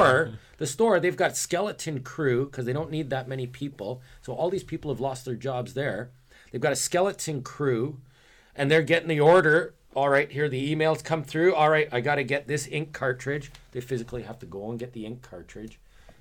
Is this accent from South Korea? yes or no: yes; South Korea; Of course, it's essential for me because I'm from Korea.